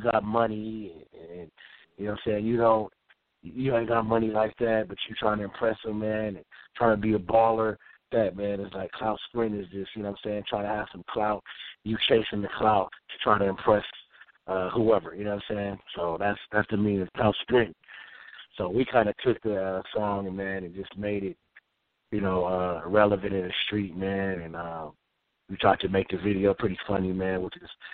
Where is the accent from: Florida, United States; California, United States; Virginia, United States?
California, United States; Oakland; I'm from Oakland, man. We ain't, you know what I'm saying? We some players from Oakland